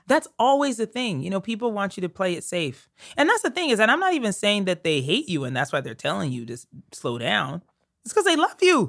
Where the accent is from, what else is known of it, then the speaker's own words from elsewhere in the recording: Colorado, United States; moved away as an adult; also born or lived in Connecticut / New York City; I was from Colorado.